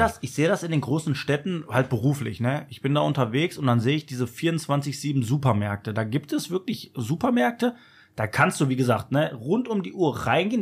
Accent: Germany; wir sind Deutsche

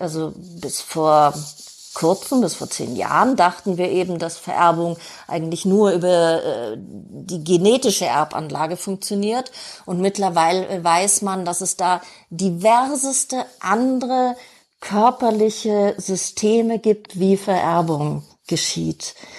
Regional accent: Germany; Bei uns in Deutschland

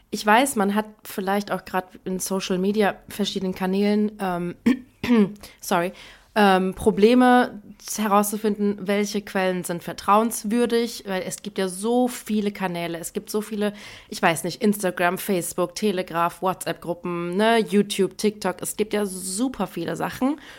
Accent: Iran; Deswegen haben wir recherchiert, wie man generell, aber vor allem jetzt auch momentan als Iranerin ähm, gerade mit all diesen schrecklichen Nachrichten und vor allem auch Bildern umgeht.

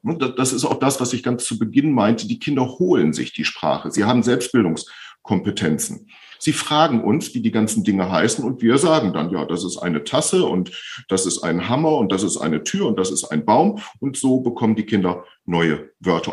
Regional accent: Bielefeld, North Rhine-Westphalia, Germany; Ich bin 55 Jahre alt, komme aus Bielefeld und bin Logopäde.

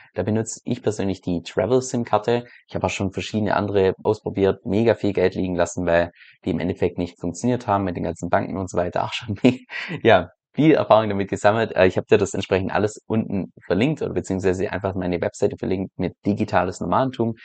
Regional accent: Germany; als Deutscher innerhalb von Europa

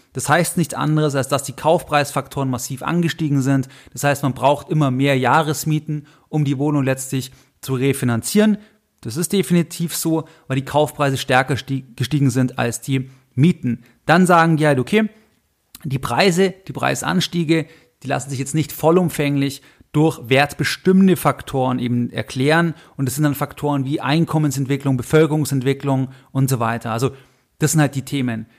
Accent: Augsburg, Bavaria, Germany; ich bin in Augsburg geboren

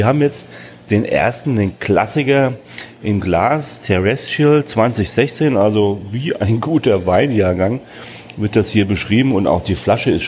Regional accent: Hesse, Germany; born there; Ich als geborener Hesse muss nach Amerika fahren, um mal wieder ein Äpple zu kriegen.

